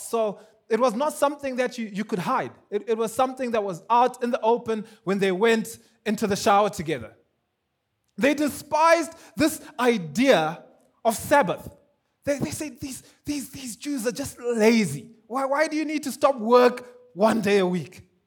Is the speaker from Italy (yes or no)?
no; Zimbabwe; now in Kenya; I'm from Zimbabwe